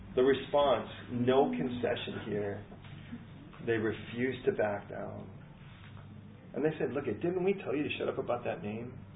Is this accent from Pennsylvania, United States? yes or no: no; California, United States; now in London, United Kingdom; I'm American. I'm Californian